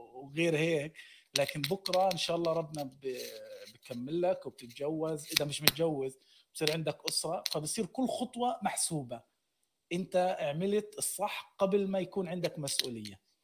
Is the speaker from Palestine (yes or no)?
yes; Gaza, Gaza Strip, Palestine; انا من غزه